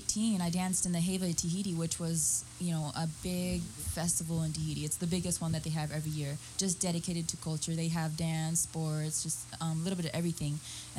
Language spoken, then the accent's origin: English; San Diego, California, United States; I was born in San Diego, okay. And my mother, she was born in Tahiti.